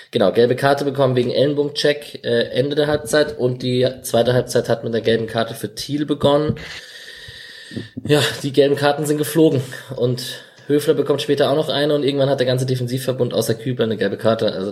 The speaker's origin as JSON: {"language": "German", "town": "Augsburg", "region": "Bavaria", "country": "Germany", "said": "ich hätte mich als Augsburger todesmäßig aufgeregt"}